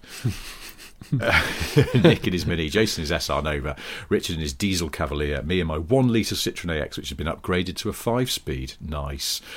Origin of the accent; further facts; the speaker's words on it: the Northwest, North West England, United Kingdom; moved away; I grew up in the Northwest